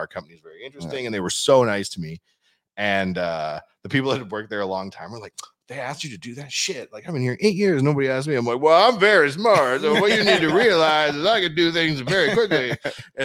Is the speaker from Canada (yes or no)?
yes; Canada